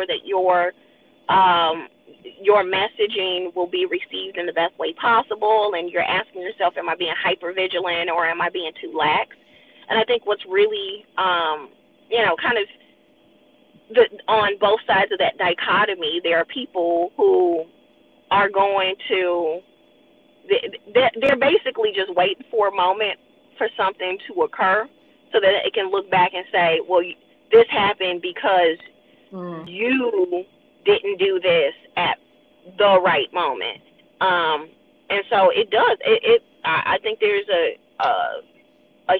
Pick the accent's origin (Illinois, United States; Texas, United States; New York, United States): Illinois, United States; Chicago; moved away; we're coming from Chicago